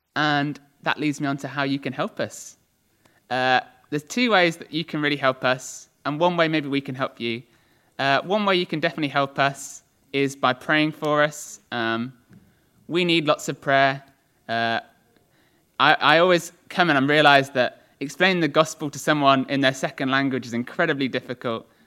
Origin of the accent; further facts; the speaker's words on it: England, United Kingdom; I'm from England